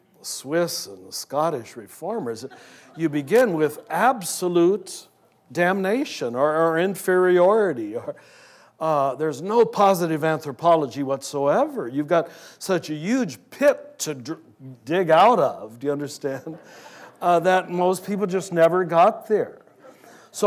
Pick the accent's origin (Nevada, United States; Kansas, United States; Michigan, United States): Kansas, United States; I was raised in Kansas